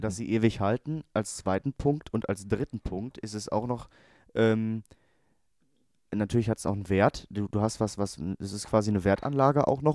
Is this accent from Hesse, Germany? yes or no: no; Hamm, North Rhine-Westphalia, Germany; ich aus Hamm kam